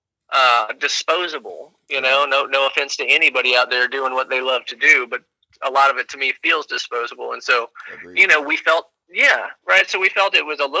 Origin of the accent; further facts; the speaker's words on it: Nashville, Tennessee, United States; growing up in East Nashville